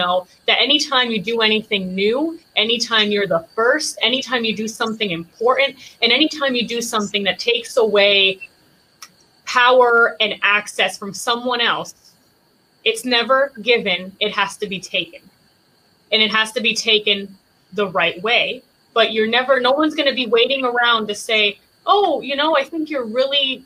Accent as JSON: {"language": "English", "town": "Palm Springs", "region": "Florida", "country": "United States", "tie": "born or raised there", "also_born_or_lived": "San Germán, Puerto Rico", "said": "I was born in Puerto Rico in San Germán, and I moved to Palm Beach County when I was 7 years old."}